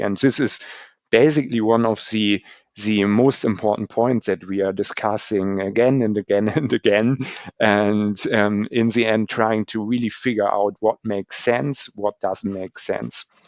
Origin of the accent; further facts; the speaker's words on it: Germany; Germany especially. So in, in my home country